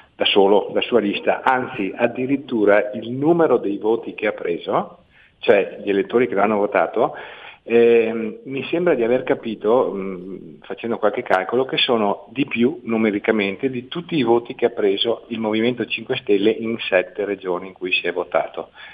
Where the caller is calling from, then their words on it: Veneto, Italy; chiamo dal Veneto